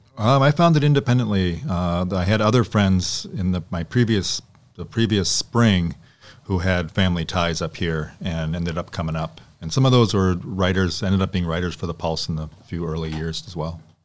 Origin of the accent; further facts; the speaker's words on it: Ipswich, Massachusetts, United States; now in Door County, United States; I grew up in uh, Massachusetts in a little small town called Ipswich, which is north of Boston by about 35 miles